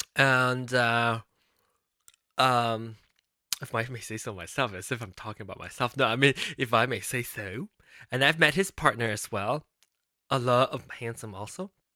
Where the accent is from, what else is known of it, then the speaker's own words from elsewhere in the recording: Malaysia; now in United States; I'm not a Malaysian citizen anymore